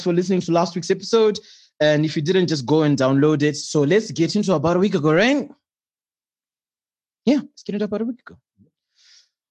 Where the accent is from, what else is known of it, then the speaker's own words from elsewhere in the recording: Bulawayo, Zimbabwe; I grew up in Bulawayo